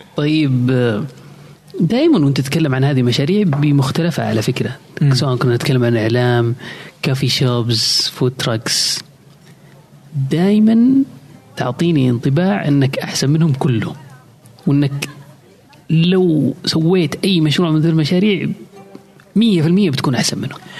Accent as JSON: {"language": "Arabic", "country": "Saudi Arabia", "said": "عندنا في السعودية"}